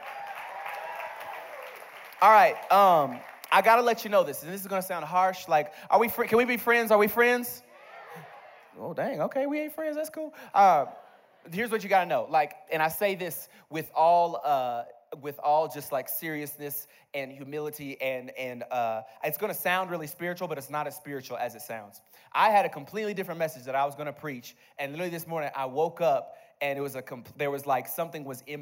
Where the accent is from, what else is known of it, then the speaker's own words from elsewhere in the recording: Bowling Green, Kentucky, United States; I grew up in Bowling Green, Kentucky